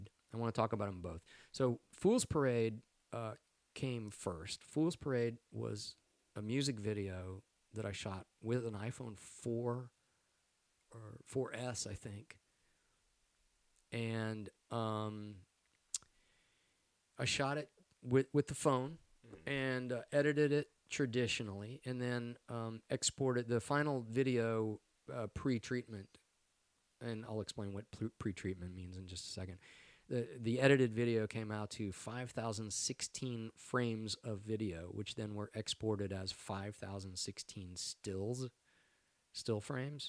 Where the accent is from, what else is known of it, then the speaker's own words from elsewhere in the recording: Texas, United States; moved away; I'm from Texas